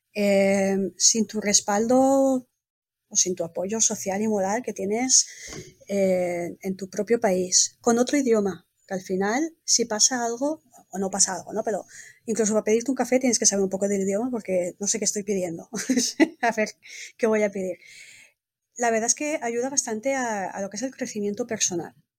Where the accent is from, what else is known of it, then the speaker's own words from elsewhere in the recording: Spain; also born or lived in Valencia; now in Italy; Yo soy española, pues desde España